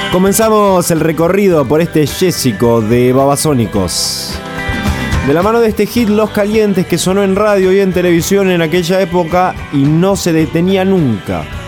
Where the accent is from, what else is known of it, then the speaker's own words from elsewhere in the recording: Argentina; como todo argentino